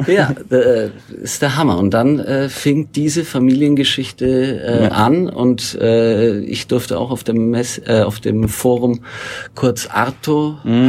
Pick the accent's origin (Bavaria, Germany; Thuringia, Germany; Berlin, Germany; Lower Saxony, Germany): Bavaria, Germany; Northern; da, wo ich aufgewachsen bin, in Nordbayern